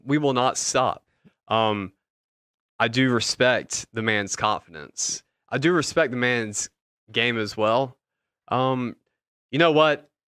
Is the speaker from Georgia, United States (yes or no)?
yes; Atlanta, Georgia, United States; we're from Atlanta